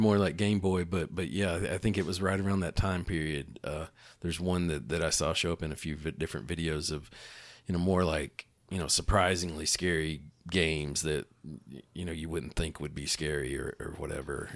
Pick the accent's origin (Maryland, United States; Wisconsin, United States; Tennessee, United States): Tennessee, United States; East; growing up in East Tennessee